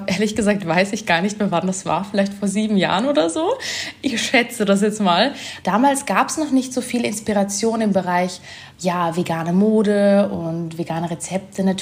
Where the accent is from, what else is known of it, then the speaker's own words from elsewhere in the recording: Germany; now in Vienna, Austria; Ich komme eigentlich aus Deutschland, wohne jetzt aber schon sehr lange in Wien